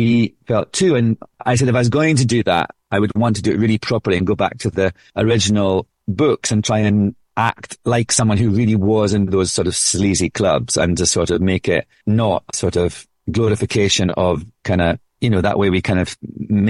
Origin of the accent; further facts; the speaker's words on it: Scotland, United Kingdom; accent: Scottish